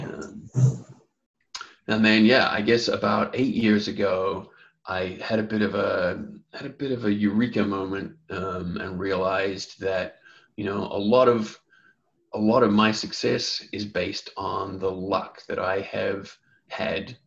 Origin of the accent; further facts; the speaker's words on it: New Zealand; now in Los Angeles, United States; I'm originally from New Zealand